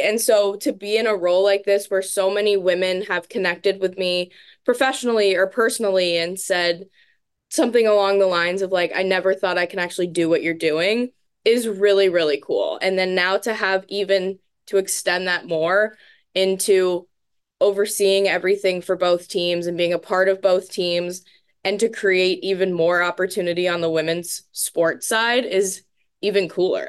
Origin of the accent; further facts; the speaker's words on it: Tampa, Florida, United States; moved away as an adult; now in Madison, United States; Where I'm from in Florida, I'm from, like, the Tampa Bay area